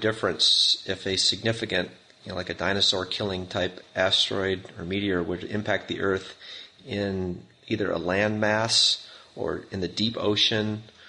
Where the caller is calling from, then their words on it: Tucson, Arizona, United States; calling from the United States in Tucson, Arizona.